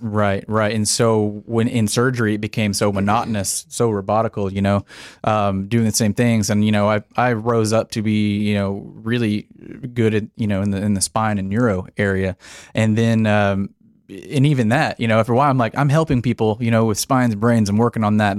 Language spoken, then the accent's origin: English; Paradise, Texas, United States; also born or lived in Denton, Texas; I was born here in Texas, small town, uh, grew up in Paradise, Texas